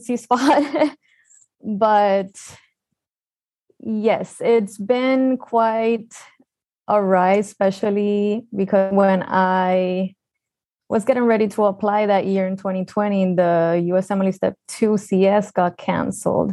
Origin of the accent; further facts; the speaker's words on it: Puerto Rico; moved away as an adult; also born or lived in Antigua / Guadalajara, Mexico; I'm original from Puerto Rico